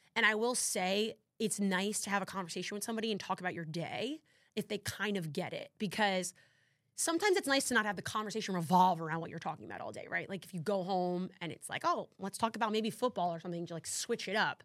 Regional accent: New Jersey, United States; I'm from Jersey

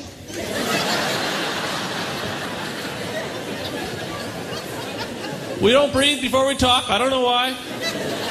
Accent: Pictou, Nova Scotia, Canada; now in Toronto, Canada; growing up here

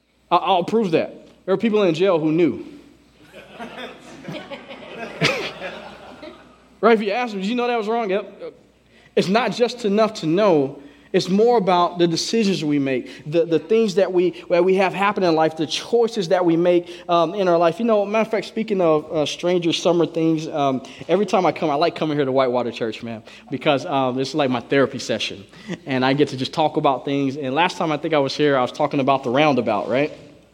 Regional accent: Southern United States, United States; now in Washington State, United States; You know, we're from the South, man. And I didn't have road rage until I moved up here.

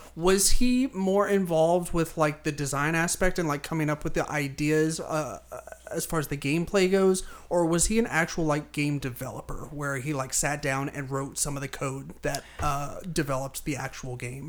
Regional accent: United States; as an American

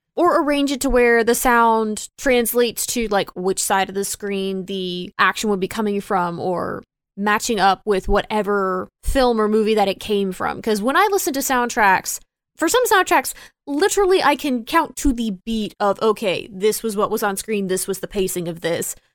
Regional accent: Texas, United States; now in Florida, United States; I grew up in Texas and I currently live in Florida

